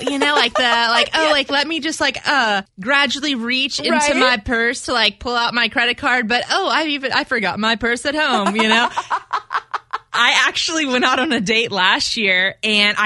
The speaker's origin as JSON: {"language": "English", "region": "South Louisiana", "country": "United States", "said": "I'm from South Louisiana."}